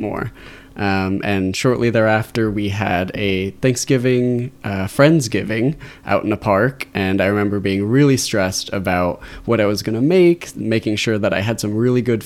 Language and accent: English; Torrance, California, United States; also born or lived in Irvine; I'm from the South Bay area originally. I was born in Torrance, went to school down at UC Irvine, and just ended up staying